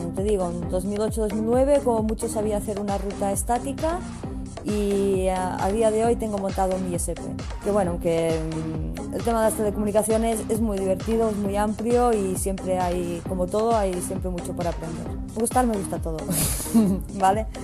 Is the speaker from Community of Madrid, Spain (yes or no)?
no; Olot, Catalonia, Spain; moved away as an adult; now in Barcelona, Spain; mi pueblo que era Olot